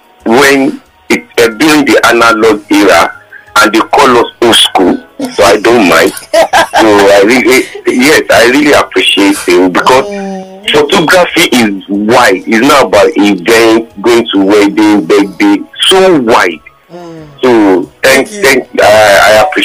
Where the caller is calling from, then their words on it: Lagos, Nigeria; And I'm calling from Lagos.